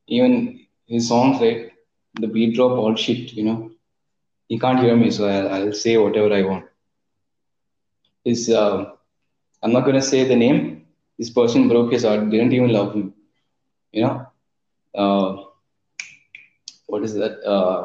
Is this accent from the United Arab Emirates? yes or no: yes; Abu Dhabi, United Arab Emirates; I wasn't brought up in India. Man. I was brought up in Abu Dhabi. So I am Emirati, bro.